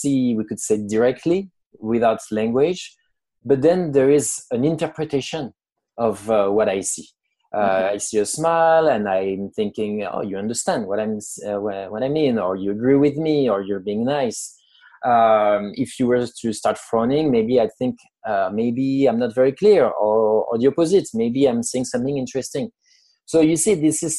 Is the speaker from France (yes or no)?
yes; France; accent: French; English is a second language; moved away as an adult; now in United States; I'm French. I was born in France. I've lived in the US for almost 10 years now